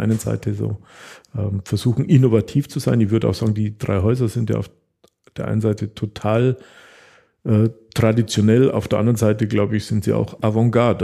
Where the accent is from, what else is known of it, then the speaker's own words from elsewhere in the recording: Taching, Bavaria, Germany; für die Bauern in der Umgebung ähm, von Tanning, wo ich herkomme, Scheunen gebaut